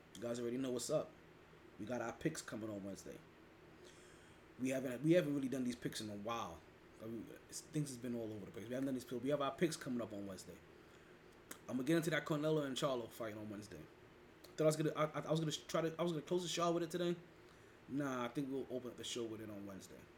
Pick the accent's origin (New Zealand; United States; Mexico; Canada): United States; New York City, New York; I'm from Brooklyn